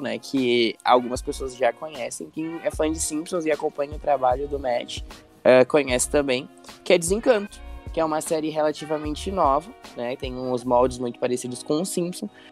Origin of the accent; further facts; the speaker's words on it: Brazil; eu sou brasileiro